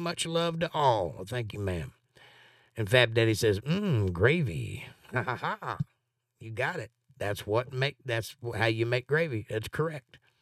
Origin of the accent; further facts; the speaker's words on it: Georgia, United States; I'm from Georgia